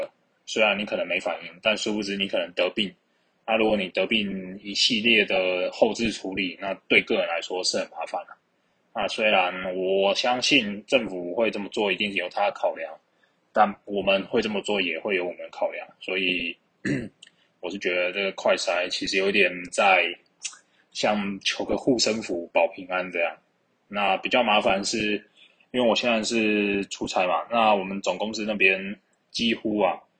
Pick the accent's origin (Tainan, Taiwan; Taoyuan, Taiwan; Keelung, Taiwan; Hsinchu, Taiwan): Keelung, Taiwan; 就像我这礼拜在这个电厂啊，因为我是从基隆来的。